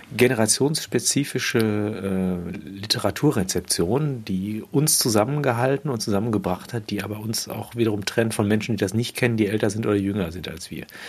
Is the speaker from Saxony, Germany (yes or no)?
no; Unna, North Rhine-Westphalia, Germany; Ich wurde in Unna geboren